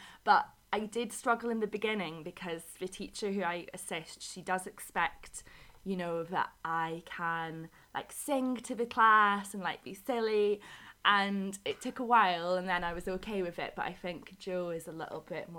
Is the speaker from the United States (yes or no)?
no; Scotland, United Kingdom; moved away as an adult; now in Madrid, Spain; I am from Scotland, and unfortunately I've only got about another 2 weeks left in Madrid, but I've been here since September teaching with the British Council